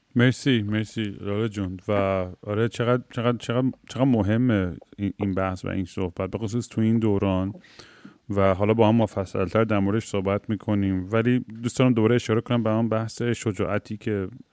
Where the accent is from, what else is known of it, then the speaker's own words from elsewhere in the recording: Iran; moved away; ماهایی که خارج از ایران هستیم